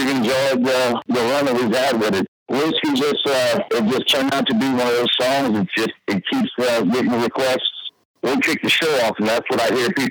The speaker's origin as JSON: {"language": "English", "region": "Louisiana", "country": "United States", "tie": "born or raised there", "said": "I'm from Louisiana."}